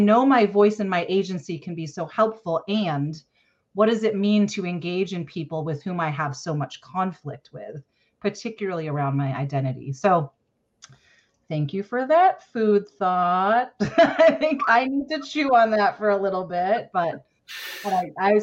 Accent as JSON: {"language": "English", "town": "Boston", "region": "Massachusetts", "country": "United States", "tie": "born or raised there", "said": "I grew up in the Boston area"}